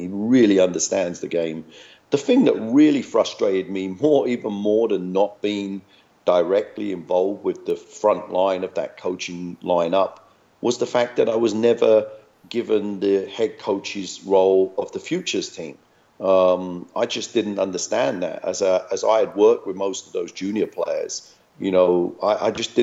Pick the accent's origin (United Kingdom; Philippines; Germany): United Kingdom; London; moved away as an adult; also born or lived in Hackney / Tower Hamlets / Iceland / Glasgow; I was born in Hackney. You know, I was raised in Waltham Forest